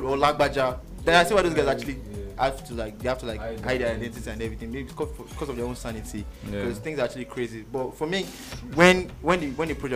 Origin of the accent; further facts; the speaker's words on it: Lagos, Nigeria; I'm from Magodo